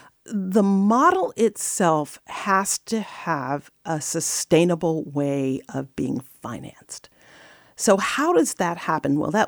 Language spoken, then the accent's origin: English; New York City, New York, United States; So I grew up in the South Bronx, and I had two parents who were really just dedicated to my education.